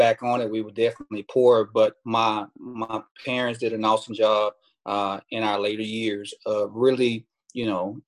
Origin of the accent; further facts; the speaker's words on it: Houston, Texas, United States; also born or lived in Kentucky; I'm born and raised in Houston, Texas